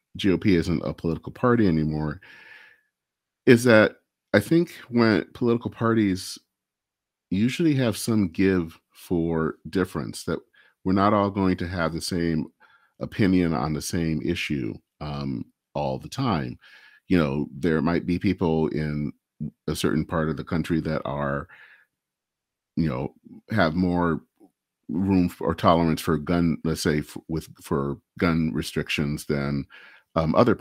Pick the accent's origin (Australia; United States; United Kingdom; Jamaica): United States; Michigan; I hail from Michigan, and Dale Kildee was the person that represented my a part of the state